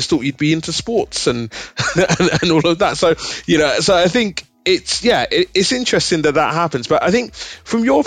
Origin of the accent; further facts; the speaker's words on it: United Kingdom; being a Nigerian born here in the UK